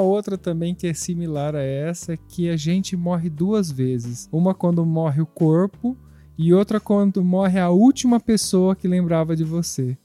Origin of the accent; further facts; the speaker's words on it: São Carlos, São Paulo, Brazil; now in Italy; De onde eu vim de São Carlos, não tem ninguém, nenhum velhinho